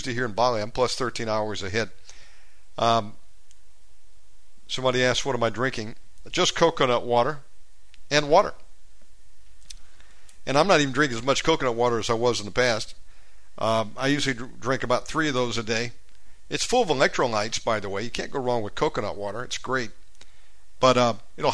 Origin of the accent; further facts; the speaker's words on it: United States; moved away; I have to maintain a USA phone number as an American